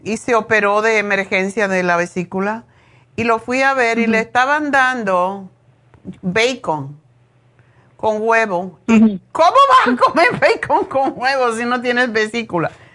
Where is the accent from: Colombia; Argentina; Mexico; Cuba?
Cuba; moved away as an adult; also born or lived in Madrid, Spain; now in Los Angeles, United States; Lo primero que estudié cuando salí de Cuba en Madrid fue esteticien